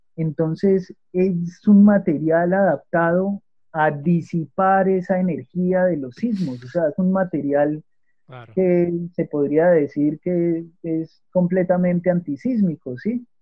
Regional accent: Manizales, Caldas, Colombia; yo soy de Manizales, ¿sí? Eh, de Manizales Caldas, Colombia

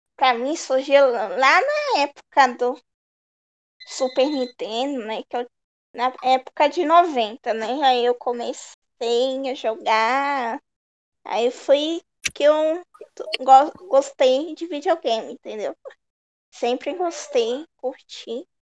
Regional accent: Cubatão, São Paulo, Brazil; eu sou aqui de Cubatão, São Paulo

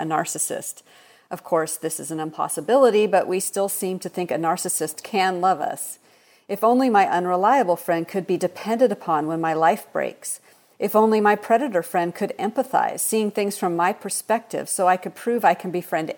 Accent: Seattle, Washington, United States; now in Texas, United States; I grew up in Seattle, Washington, so I'm a transplant. I don't have a Southern accent

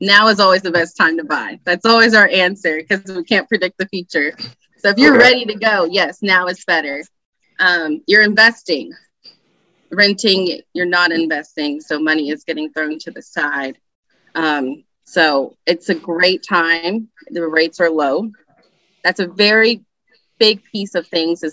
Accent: Allen, Texas, United States; I am from the Dallas area. As I said, I grew up in Allen

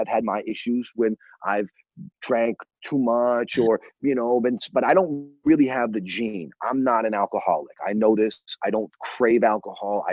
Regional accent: New England, United States; growing up in New England.

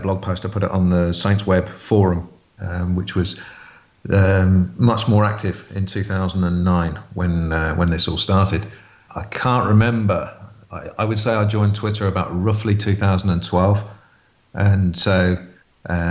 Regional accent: Waterlooville, South East England, United Kingdom; moved away as an adult; now in Southampton, United Kingdom; we moved to a place called Waterlooville, which is very much in Portsmouth country.

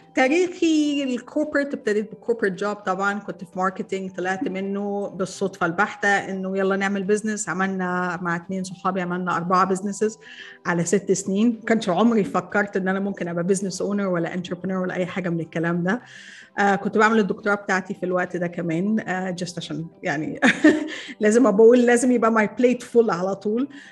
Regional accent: Egypt; انا مصريه

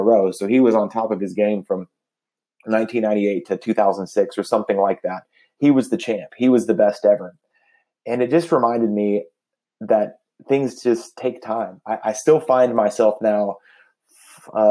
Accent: Dallas, Texas, United States; I grew up in the Dallas, Texas area

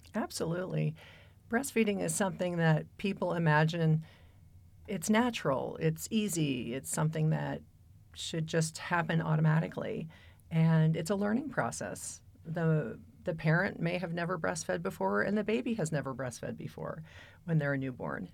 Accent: Pacific Northwest, United States; also born or lived in San Francisco / Seattle; now in Boulder, United States; I came from the Pacific Northwest by way of San Francisco.

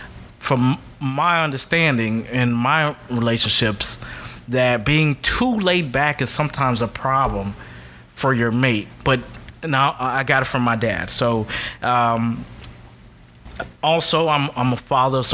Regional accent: South Florida, United States; I grew up and raised in South Florida all my life. I grew up in a Catholic Haitian household

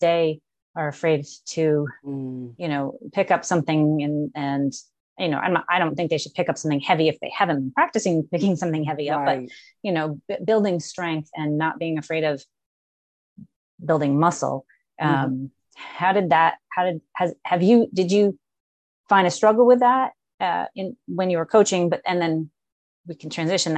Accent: United States; where do we Americans fit in the world

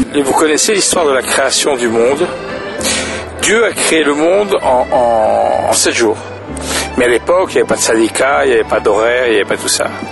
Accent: French Basque, Nouvelle-Aquitaine, France; moved away as an adult; now in Lebanon; je suis français, français basque

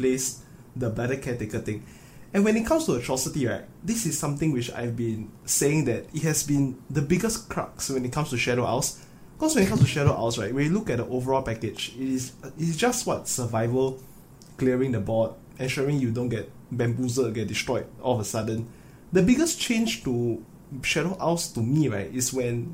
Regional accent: Singapore; me and Moo Boy, we are both from Singapore

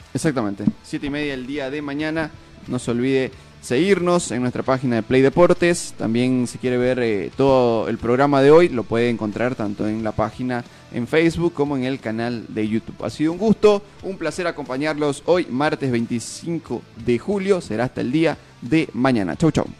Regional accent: Santa Cruz de la Sierra, Santa Cruz, Bolivia; nosotros como cruceños, como periodistas neutros

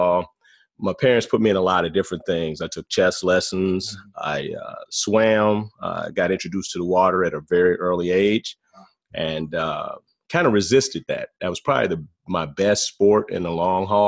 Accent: Gary, Indiana, United States; I'm from Gary, Indiana, born and raised in Gary, Indiana.

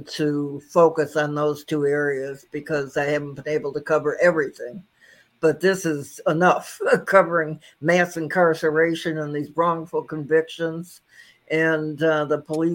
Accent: Detroit, Michigan, United States; now in Southfield, United States; I was born and raised in Detroit, and I've only just moved to Southfield a couple of years ago

